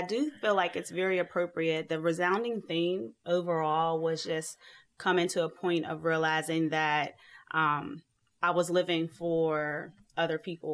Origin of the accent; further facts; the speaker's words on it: Pittsburgh, Pennsylvania, United States; I'm from Pittsburgh, Pennsylvania